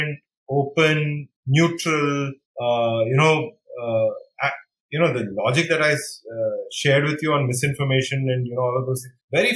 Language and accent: English; India